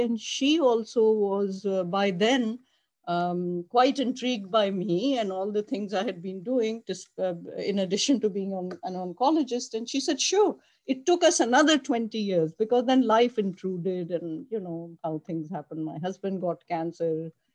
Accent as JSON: {"language": "English", "country": "Pakistan", "also_born_or_lived": "Buffalo, New York, United States", "moved": "as an adult", "said": "I came from Pakistan. I arrived in Buffalo, New York"}